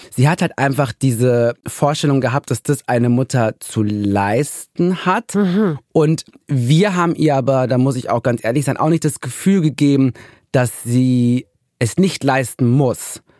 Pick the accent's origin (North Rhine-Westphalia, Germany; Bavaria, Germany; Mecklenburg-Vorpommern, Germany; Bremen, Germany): North Rhine-Westphalia, Germany; Ruhr area; Ich komme ja auch aus dem Ruhrgebiet